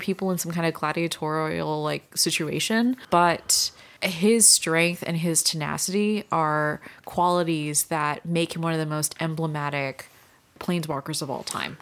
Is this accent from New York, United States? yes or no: no; San Antonio, Texas, United States; I had the good fortune of growing up in San Antonio